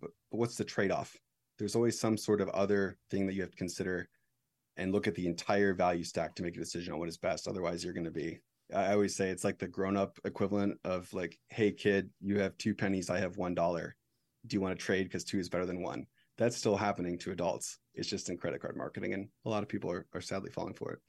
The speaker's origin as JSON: {"language": "English", "country": "United States", "said": "as an American"}